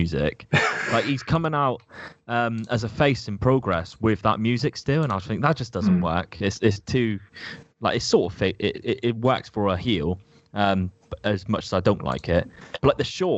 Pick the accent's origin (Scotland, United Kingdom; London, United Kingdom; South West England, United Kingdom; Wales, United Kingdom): South West England, United Kingdom; Plymouth; my hometown of Plymouth